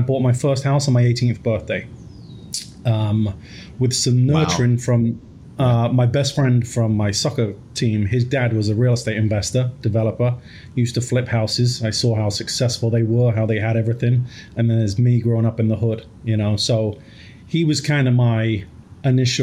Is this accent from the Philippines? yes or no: no; England, United Kingdom; moved away; I grew up in England, single mom, three boys